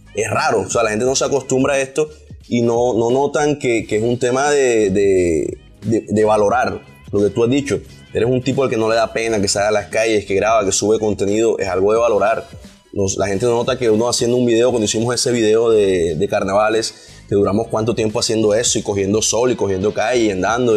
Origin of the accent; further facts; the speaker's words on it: Barranquilla, Atlántico, Colombia; accent: costeño, barranquillero; Yo normalmente modulo un poquito mi acento costeño, barranquillero en mis videos.